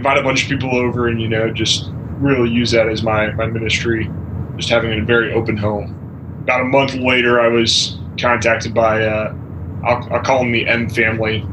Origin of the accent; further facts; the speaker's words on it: San Antonio, Texas, United States; moved away; I grew up in San Antonio, Texas